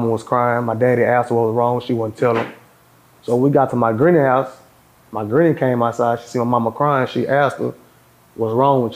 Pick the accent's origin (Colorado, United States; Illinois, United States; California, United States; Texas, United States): Texas, United States; Fort Worth; born and raised in Stop6